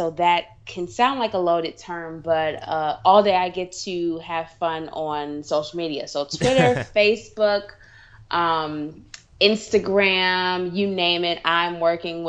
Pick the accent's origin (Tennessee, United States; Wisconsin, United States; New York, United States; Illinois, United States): Illinois, United States; Evanston; moved away as an adult; now in Washington, D.C., United States; some people may or may not know where Evanston is, but that's where I grew up, right near Northwestern University